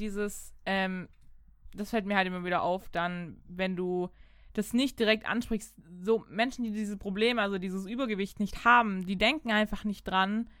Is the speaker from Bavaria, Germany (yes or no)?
no; Baden-Württemberg, Germany; bei uns in Baden-Württemberg